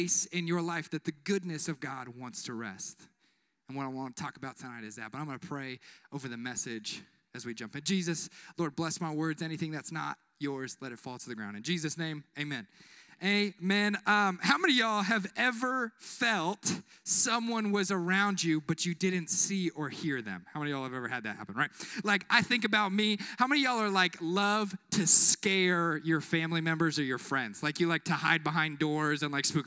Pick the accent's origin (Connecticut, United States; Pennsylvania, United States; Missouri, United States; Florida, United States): Missouri, United States; Kansas City; moved away; Kansas City in my hometown in Missouri